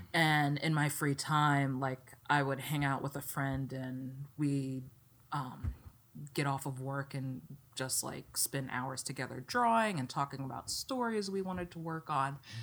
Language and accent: English; Pasadena, Maryland, United States; moved away as an adult; also born or lived in Philadelphia; now in Los Angeles, United States; growing up in Maryland